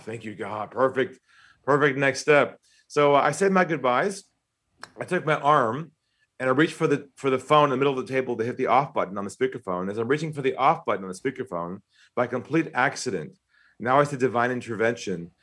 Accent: San Diego, California, United States; accent: American; moved away as an adult; now in Australia; I'm from San Diego originally

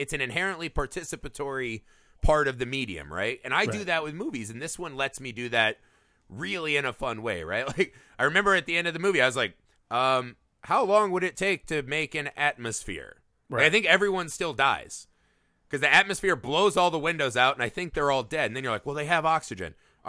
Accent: Midwest, United States; I'm from the Midwest, and people are gigantic on average.

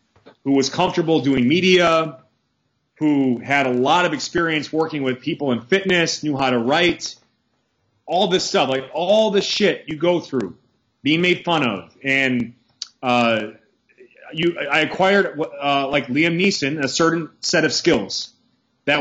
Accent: Milwaukee, Wisconsin, United States; moved away as an adult; also born or lived in Massachusetts; now in Pennsylvania, United States; I grew up in Milwaukee, Wisconsin, brutal winters

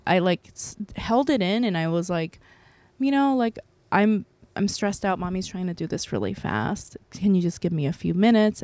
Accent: South Korea; now in United States; I'm an American citizen, by the way, but I think I can apply for Korean citizenship 'cause I was born there

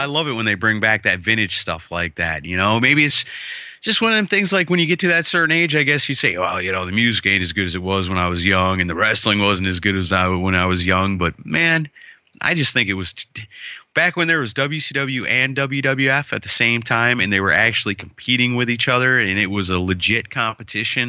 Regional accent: Wisconsin, United States; growing up in Wisconsin

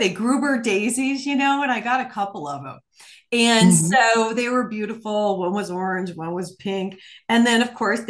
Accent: Ohio and Michigan area, Midwest, United States; also born or lived in New Mexico; now in Arizona, United States; I grew up in Ohio and Michigan area.

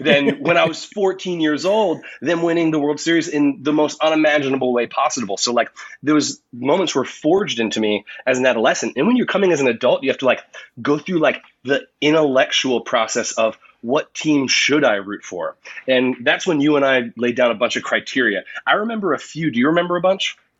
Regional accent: United States; as an American

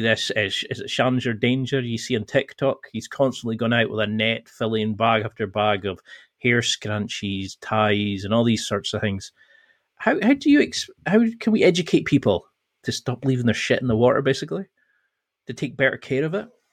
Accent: the Highlands, Scotland, United Kingdom; I'm originally from the Highlands in Scotland

